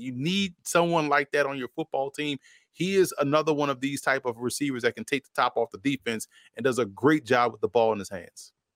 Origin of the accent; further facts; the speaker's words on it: New Orleans, Louisiana, United States; New Orleans, my hometown